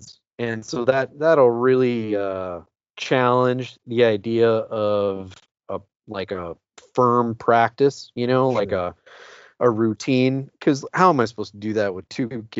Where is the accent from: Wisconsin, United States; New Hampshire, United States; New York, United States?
Wisconsin, United States; Eau Claire; growing up middle class in Eau Claire, Wisconsin